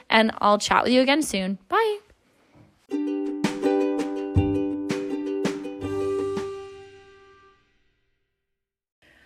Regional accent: just outside of Toronto, Ontario, Canada; Just outside of Toronto, like a small little town.

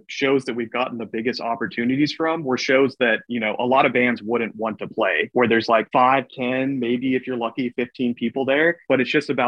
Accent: Medford, Oregon, United States; we're from Medford, Oregon, which is about 4 hours south from Portland

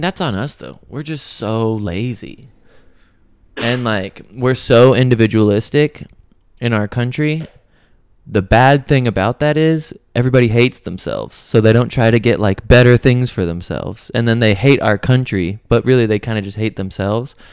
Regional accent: United States; being American

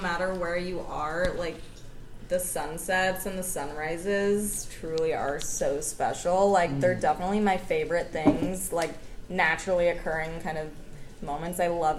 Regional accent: Dallas, Texas, United States; I'm from the Dallas area.

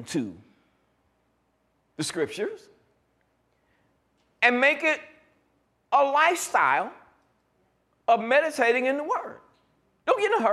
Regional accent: New York, United States; growing up in New York

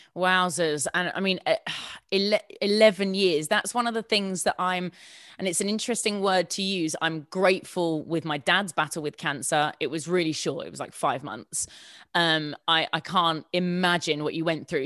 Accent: Sussex, South East England, United Kingdom; born or raised there; moved away as an adult; also born or lived in Hammersmith, London / Hounslow

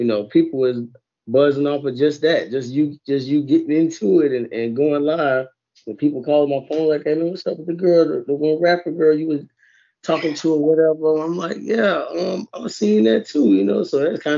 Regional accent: St. Petersburg, Florida, United States; I'm from the Berg, too

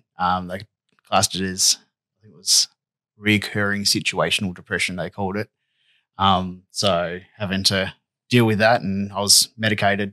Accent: northwest coast of Tasmania, Australia; Lived in the northwest coast the last 30-something years. So since I was a young bloke, so I grew up here.

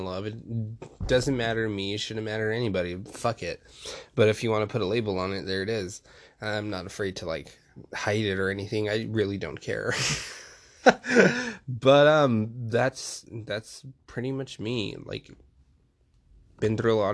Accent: El Paso, Texas, United States; also born or lived in Austin, Texas; I'm from El Paso, but I moved to Austin, but I moved back to El Paso because I wanted to go to school somewhere where it's like, I understood my roots more

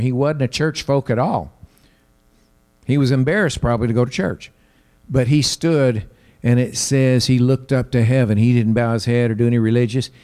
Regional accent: the South, United States; I have family because I'm from the South

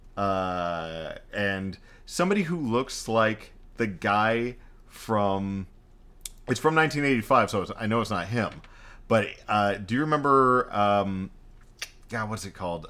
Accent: Texas, United States; I'm Texan.

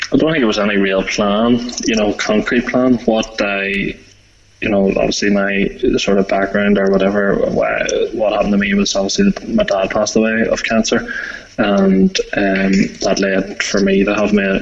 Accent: Belfast, Northern Ireland, United Kingdom; moved away as an adult; now in County Armagh, United Kingdom; I'm originally from Belfast. Just recently moved to the country of Armagh

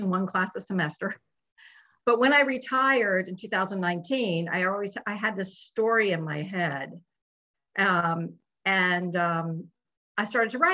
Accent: Northern Virginia, United States; I grew up in Northern Virginia

